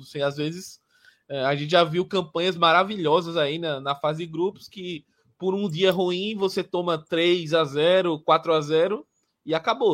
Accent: Palmeira dos Índios, Alagoas, Brazil; É um, é um clube que é da, da minha cidade natal, né? É a cidade da família da minha mãe, principalmente, de Palmeiras dos Índios

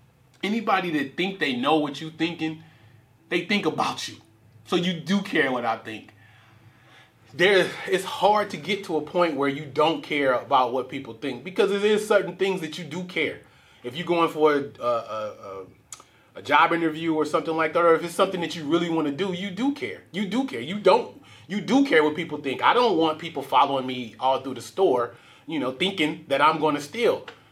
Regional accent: Richmond, United States; Growing up in Richmond, it's certain times where you have to be able to assess a situation

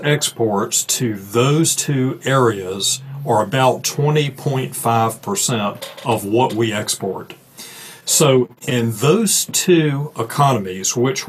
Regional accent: United States

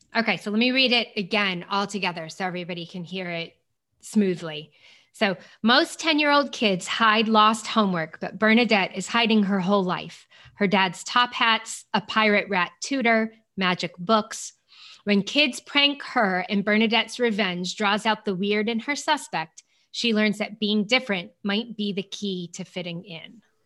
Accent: United States; me being American

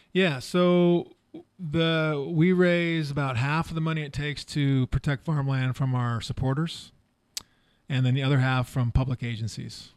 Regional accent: Walnut Creek, California, United States; I grew up in Walnut Creek

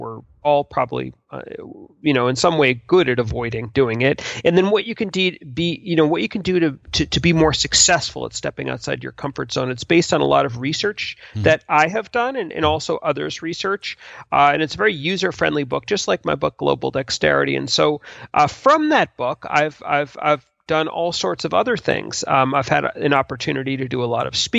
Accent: United States; I'm American born. I live in the United States.

